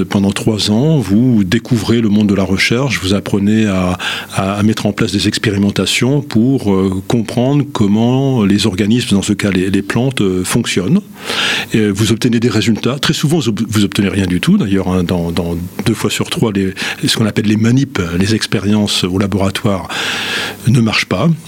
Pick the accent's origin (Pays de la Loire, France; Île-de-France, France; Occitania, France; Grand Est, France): Grand Est, France; Nancy; Je suis, né à Nancy euh, il y a un certain nombre de, décennies. Euh, j'ai fait mes études à l'université de Nancy, appelée à l'époque Université Henri Poincaré.